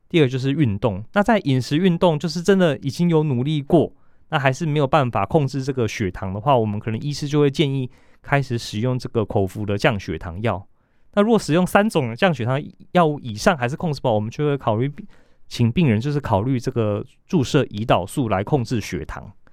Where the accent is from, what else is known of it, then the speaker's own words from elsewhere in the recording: Taiwan; 我们其实台湾人